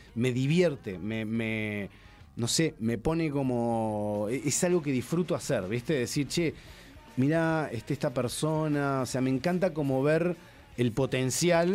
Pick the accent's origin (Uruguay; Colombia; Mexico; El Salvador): Uruguay; also born or lived in Argentina / Spain; yo me siento uruguayo